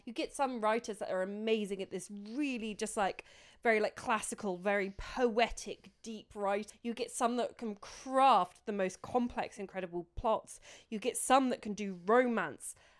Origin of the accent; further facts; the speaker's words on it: United Kingdom; we're British sarcastic arseholes